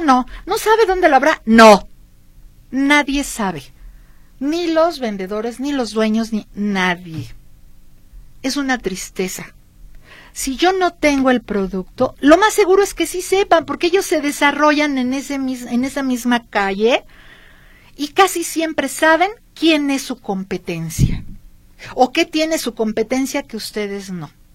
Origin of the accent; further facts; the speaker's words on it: Michoacán, Mexico; now in Guadalajara, Mexico; en mi tierra, en Michoacán